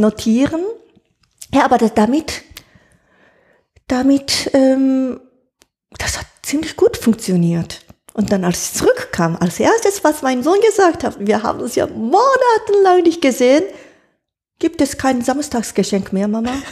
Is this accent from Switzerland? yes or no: no; Japan; German is a second language; moved away as an adult; now in Germany; die richtige, hohe Küchenkunst von meiner Heimatland